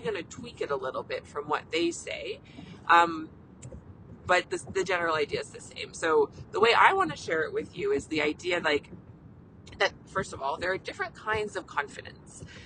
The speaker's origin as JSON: {"language": "English", "country": "Canada", "said": "I'm a Canadian family physician"}